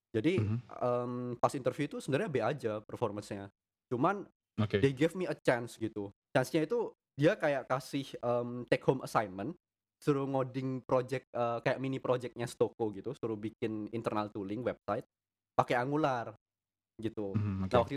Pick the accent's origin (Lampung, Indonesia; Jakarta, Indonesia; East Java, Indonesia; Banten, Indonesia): East Java, Indonesia; Jember; sekolahku kan swasta aku asli Jember